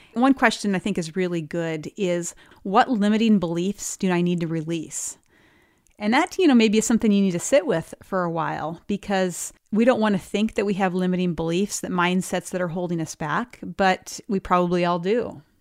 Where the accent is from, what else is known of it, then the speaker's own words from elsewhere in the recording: Montana, United States; moved away; one in Bozeman, Montana, which was really exciting to get back to my home state.